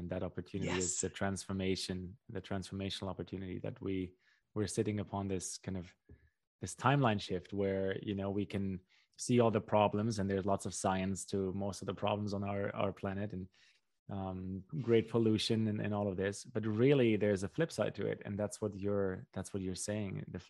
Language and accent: English; Germany; born there; I can speak for Central European culture, you know, where I was born in Central Europe and Germany